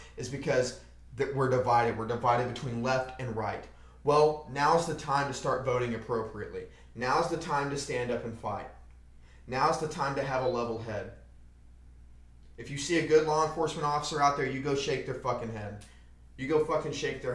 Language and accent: English; United States